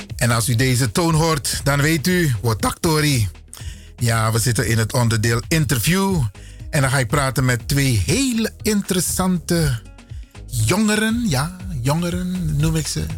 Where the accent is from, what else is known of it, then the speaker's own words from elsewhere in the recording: Suriname; now in Netherlands; ik kom uit Suriname